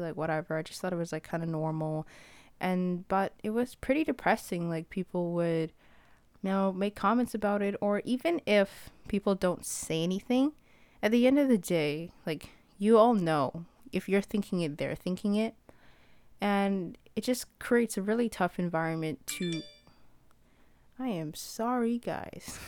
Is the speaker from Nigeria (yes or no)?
no; Ethiopia; I'm from Ethiopia